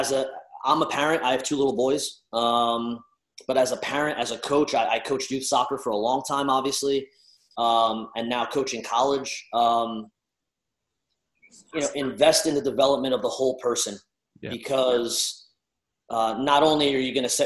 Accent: New Jersey, United States; I'm Italian from Jersey

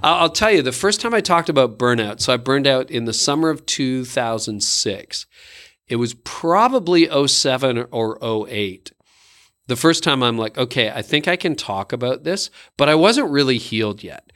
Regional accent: Canada; I am Canadian

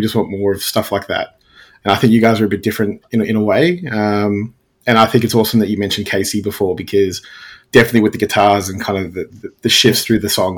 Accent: Werribee, Victoria, Australia; I grew up in Werribee

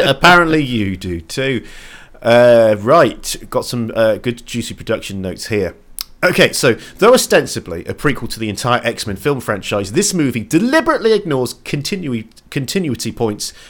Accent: England, United Kingdom; I'm English.

